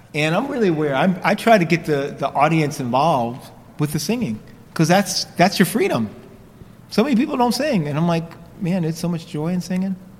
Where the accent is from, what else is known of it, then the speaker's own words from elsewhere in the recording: New York, United States; I grew up in New York, but my, my roots are in South Carolina. My parents are from South Carolina